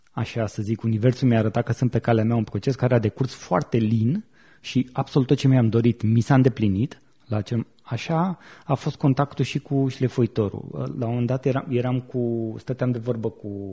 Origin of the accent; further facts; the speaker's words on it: Buzău, Buzău County, Romania; moved away as an adult; now in Bucharest, Romania; eram la Buzău, de unde sunt eu, și anul următor m-am uh, mutat în București